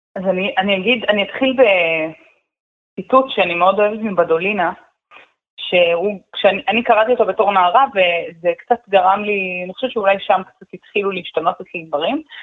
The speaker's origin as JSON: {"language": "Hebrew", "town": "Omer", "region": "Southern District", "country": "Israel", "tie": "born or raised there", "said": "אני גדלתי בעומר, אני מדברת עברית"}